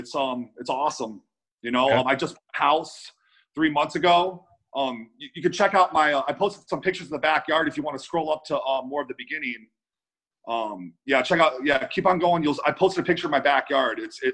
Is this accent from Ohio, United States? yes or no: yes; Cleveland, Ohio, United States; now in Las Vegas, United States; Cleveland, Ohio.